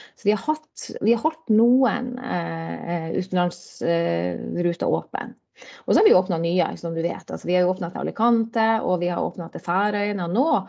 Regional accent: Fauske, Nordland, Norway; also born or lived in Bodø; now in Drammen, Norway; jeg er, jo, born and bred. Da, sånn jeg er jo, jeg jo eh, bodøværing, eller fauskeværing egentlig

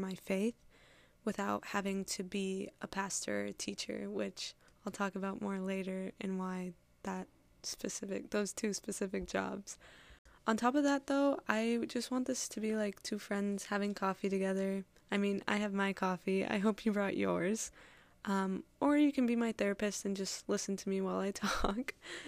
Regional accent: Wisconsin, United States; I'm like originally from Wisconsin, but like I've kind of lived all over. I've lived in 6 states.

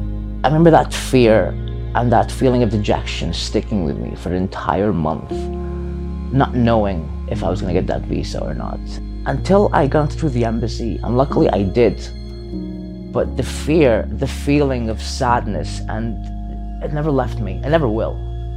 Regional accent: Sudan; moved away; And because I was born in Sudan, that automatically meant I was not allowed in the country.

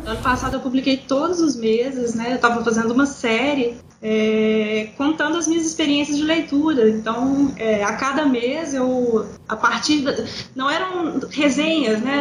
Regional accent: Belo Horizonte, Minas Gerais, Brazil; moved away as an adult; now in Pato Branco, Brazil; eu sou de Belo Horizonte, morava lá e trabalhava lá como professora universitária

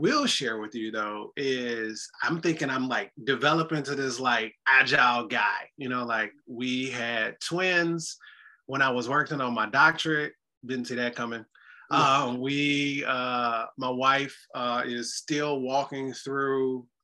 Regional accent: Detroit, Michigan, United States; now in Chicago, United States; I'm originally from Detroit, Michigan

